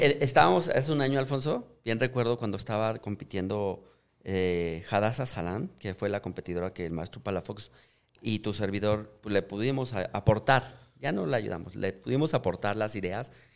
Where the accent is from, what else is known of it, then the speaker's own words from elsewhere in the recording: Mexico; me siento muy orgulloso de ser mexicano